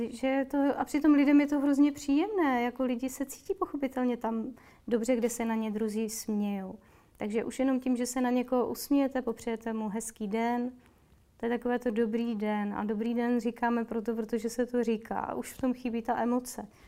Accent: Moravia, Czechia; now in Prague, Czechia; Já jsem z Moravy, tam je to trochu jinak, tam my udržujeme oční pohled.

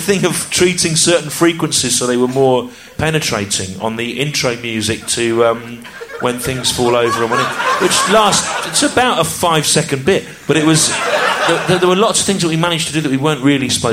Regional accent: the Midlands, England, United Kingdom; I grew up in the Midlands

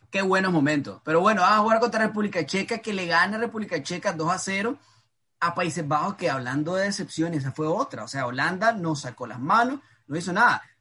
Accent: Nicaragua; solo soy nicaragüense, pero.

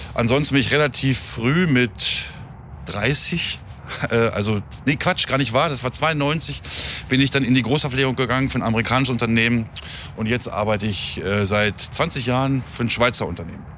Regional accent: near Hameln, Lower Saxony, Germany; ich äh, komme aus der Nähe von Hameln.

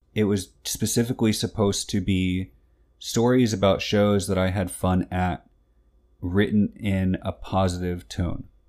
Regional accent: New York, United States; I was born in New York

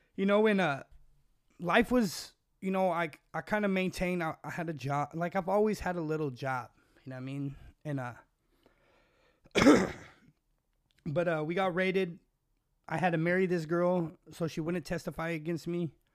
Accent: California, United States; also born or lived in Washington; I was born in Washington, moved to my, she moved me to California, left me with my grandma.

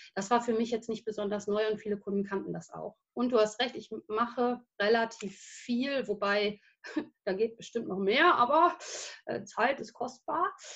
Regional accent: Versmold, North Rhine-Westphalia, Germany; also born or lived in England / Denmark; ich bin in Versmold geboren, also gar nicht so weit von hier

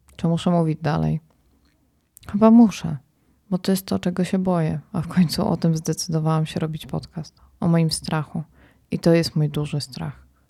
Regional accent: Poland; jestem z Polski

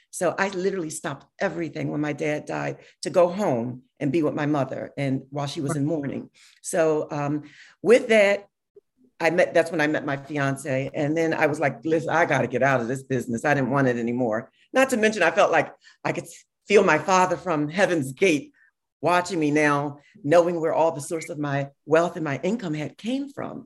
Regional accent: Philadelphia, Pennsylvania, United States; I'm a girl from South Philly

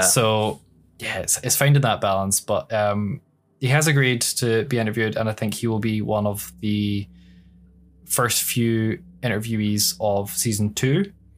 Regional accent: Scotland, United Kingdom; literally ten miles away from my hometown is just fields and hills

